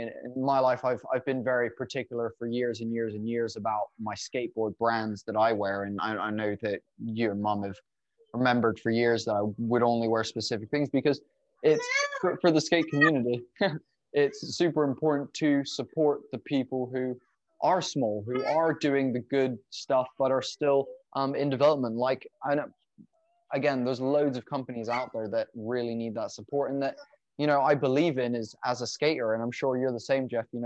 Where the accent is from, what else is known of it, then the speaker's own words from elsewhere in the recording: England, United Kingdom; moved away; where I grew up in England